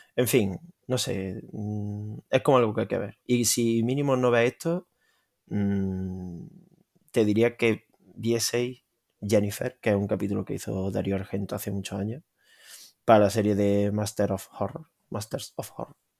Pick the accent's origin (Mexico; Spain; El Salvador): Spain; como español